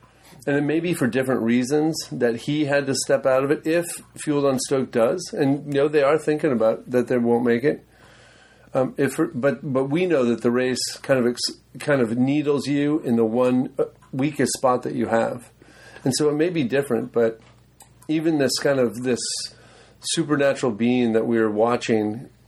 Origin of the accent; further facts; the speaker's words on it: United States; I'm American.